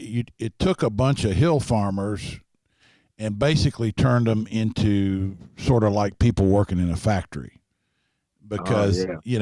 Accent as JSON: {"language": "English", "town": "Lexington", "region": "Kentucky", "country": "United States", "tie": "born or raised there", "also_born_or_lived": "Harlan", "said": "I noticed studying where I'm from originally, I live in Lexington and have for most of my life, but I was born in Harlan, and I keep referring to it because it marked me, you know."}